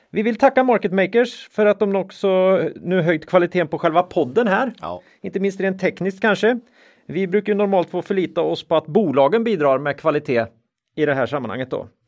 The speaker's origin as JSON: {"language": "Swedish", "town": "Linköping", "region": "Östergötland", "country": "Sweden", "said": "vi är från Linköping."}